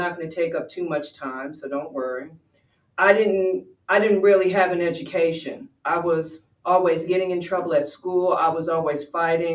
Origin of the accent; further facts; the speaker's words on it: Westchester, New York, United States; moved away; also born or lived in Georgia; I said I was from Westchester. Yes, there was only like 7 Black families there